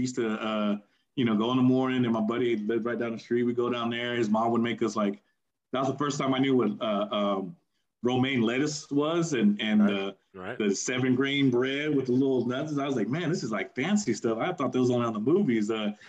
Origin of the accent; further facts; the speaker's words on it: Burbank, California, United States; Because again, I was from Burbank, and a lot of the grade above me was really, really good.